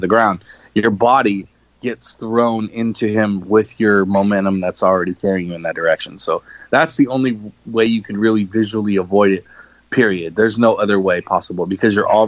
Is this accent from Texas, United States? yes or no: no; Los Angeles, California, United States; growing up in Los Angeles my whole life